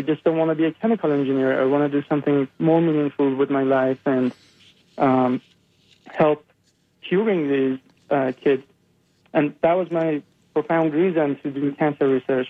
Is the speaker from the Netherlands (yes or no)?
no; Iran; moved away as an adult; I uh, grew up in uh, Iran. I'm born and raised in Iran, and um, I was there until I was 22 years old